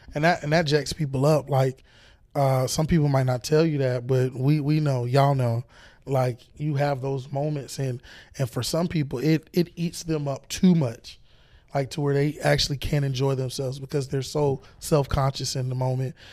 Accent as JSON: {"language": "English", "region": "Florida", "country": "United States"}